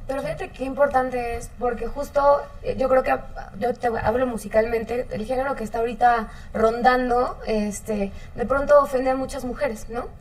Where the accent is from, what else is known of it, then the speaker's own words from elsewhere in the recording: Mexico; como mexicanos